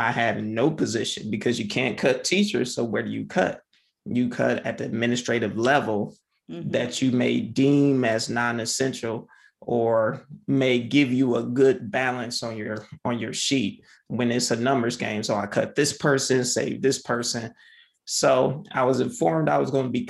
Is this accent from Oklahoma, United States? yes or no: no; Michigan, United States; now in Ohio, United States; I grew up in Michigan